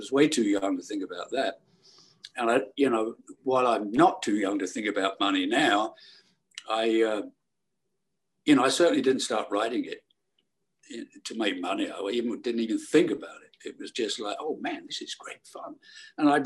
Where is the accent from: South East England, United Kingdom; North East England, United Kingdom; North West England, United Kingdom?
South East England, United Kingdom; Bognor Regis; also born or lived in Milford-on-Sea, Hampshire; I grew up in Bognor Regis